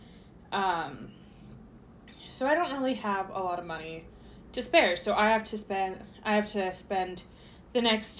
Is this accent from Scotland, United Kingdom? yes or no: yes; Scotland, United Kingdom; I, being the Scottish one of the group